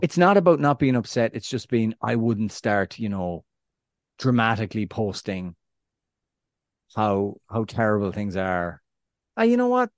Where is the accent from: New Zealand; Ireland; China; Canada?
Ireland; west of Ireland; accent: West of Ireland Irish; I've got my Irish accent, my West of Ireland Irish accent.